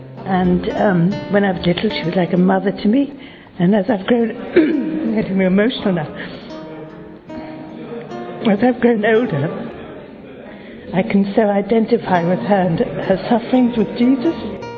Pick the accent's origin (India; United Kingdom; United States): United Kingdom; England; I come from England.